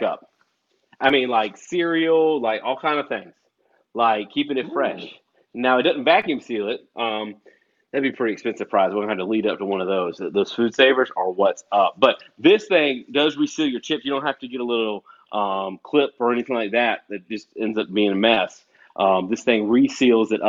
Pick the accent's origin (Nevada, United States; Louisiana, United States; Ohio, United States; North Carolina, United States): North Carolina, United States; Wilmington; moved away as an adult; I grew up in Wilmington, North Carolina